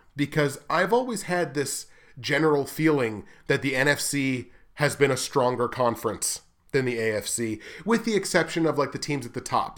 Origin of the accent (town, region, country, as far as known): Canada